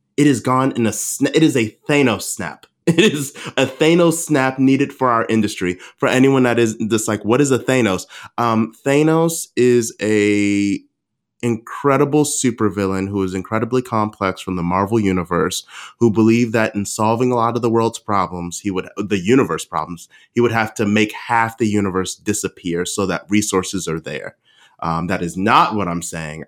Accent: Baltimore, Maryland, United States; moved away; my hometown of Baltimore

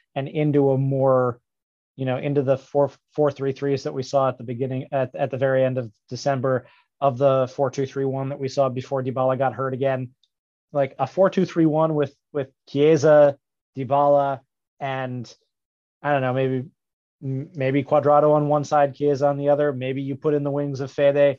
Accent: New York, United States; as a New Yorker

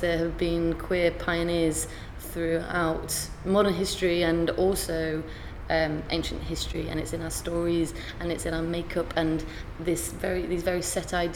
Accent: York, Yorkshire and the Humber, United Kingdom; also born or lived in Derby; now in London, United Kingdom; I'm from York, I do a lot of work in Derby, or I live in London

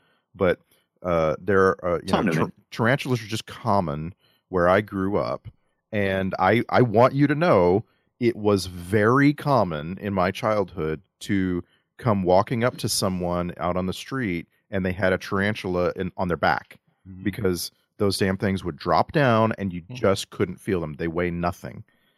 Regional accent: South Texas, United States; I grew up in South Texas.

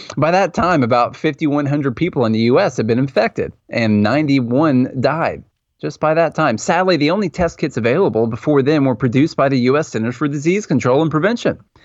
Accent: Mount Juliet, Tennessee, United States; born or raised there

